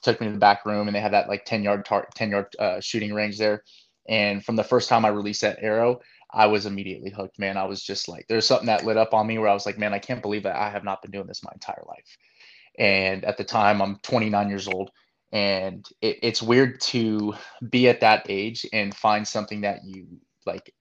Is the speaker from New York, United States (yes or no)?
no; Northern California, United States; moved away; I'm originally from Northern California